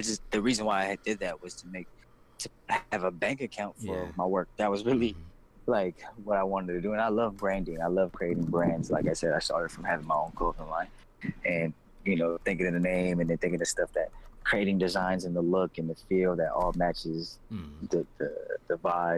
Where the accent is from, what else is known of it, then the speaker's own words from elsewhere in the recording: the Bay Area, California, United States; now in Los Angeles, United States; I'm from the Bay Area